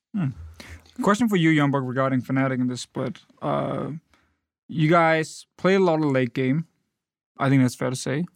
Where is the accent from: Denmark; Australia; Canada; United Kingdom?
Denmark; I'm from Denmark.